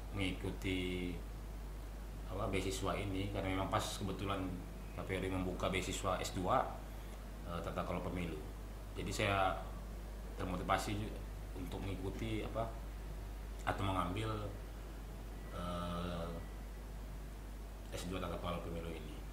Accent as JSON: {"language": "Indonesian", "region": "Kalimantan", "country": "Indonesia", "lives_now": "Manado, Indonesia", "said": "Paling kalau untuk kendala kemarin memang karena saya dari Kalimantan kan"}